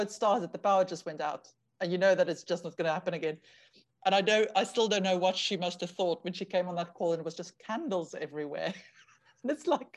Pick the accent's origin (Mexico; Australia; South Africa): South Africa; moved away; also born or lived in United Kingdom; growing up in South Africa